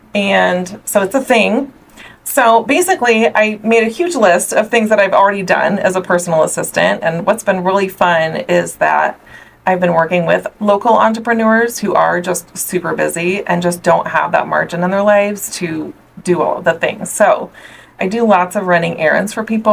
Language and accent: English; Omaha, Nebraska, United States; also born or lived in Southern California; I'm actually from Omaha, Nebraska, born and raised.